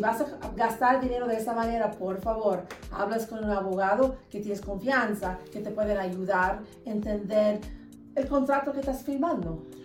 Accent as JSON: {"language": "Spanish", "region": "Alabama", "country": "United States", "tie": "born or raised there", "moved": "yes", "lives_now": "Utah, United States", "said": "mis padres son de Uruguay, pero yo nací en los Estados Unidos, me creí en Alabama"}